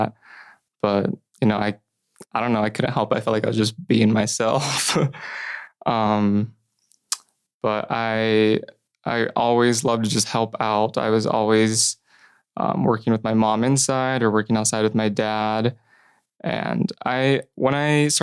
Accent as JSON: {"language": "English", "town": "Middleton", "region": "Idaho", "country": "United States", "tie": "born or raised there", "said": "I grew up in Middleton, Idaho. It's about 30 minutes outside of Boise."}